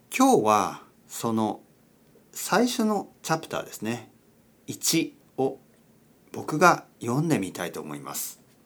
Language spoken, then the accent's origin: Japanese; Kyushu, Oita, Japan; now in Tokyo, Japan; 僕の出身は九州の大分県です。